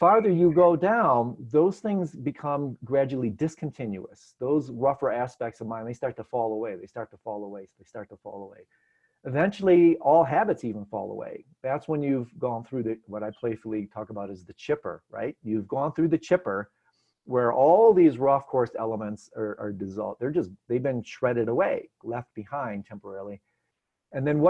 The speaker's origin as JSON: {"language": "English", "town": "Detroit", "region": "Michigan", "country": "United States", "moved": "yes", "said": "I'm from Detroit."}